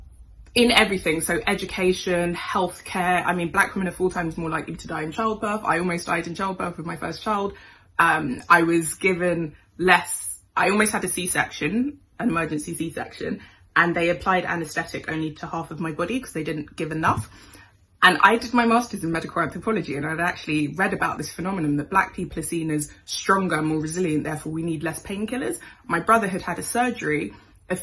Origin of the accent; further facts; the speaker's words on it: United Kingdom; I was born in Britain